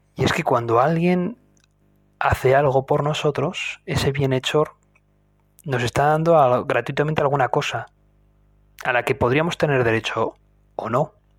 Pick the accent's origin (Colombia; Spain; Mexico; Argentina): Spain; yo soy de España